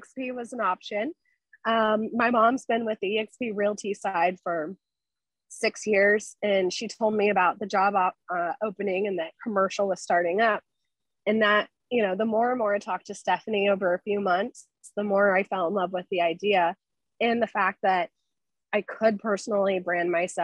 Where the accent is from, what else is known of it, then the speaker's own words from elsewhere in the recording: Tampa, Florida, United States; I was born and raised in Tampa